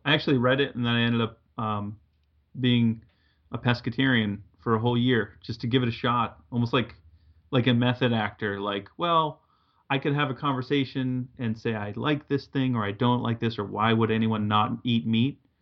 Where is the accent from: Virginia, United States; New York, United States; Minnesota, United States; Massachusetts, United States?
Massachusetts, United States; I grew up in New England. I'm from Massachusetts